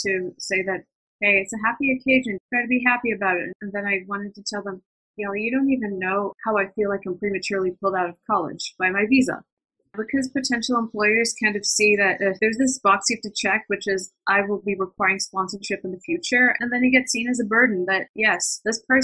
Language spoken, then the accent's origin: English; United States; also born or lived in India; I came here at the age of 7